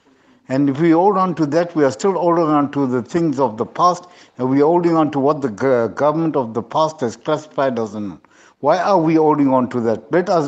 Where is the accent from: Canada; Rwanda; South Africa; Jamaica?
South Africa; We are South African citizens as such. We are a rainbow nation. We are born in South Africa. We are citizens of South Africa.